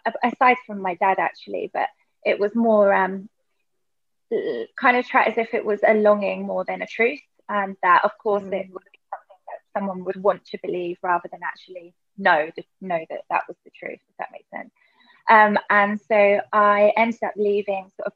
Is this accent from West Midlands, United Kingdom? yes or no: no; Berkshire, South East England, United Kingdom; moved away as an adult; also born or lived in Australia; now in Bali, Indonesia; I'm from Berkshire in the UK.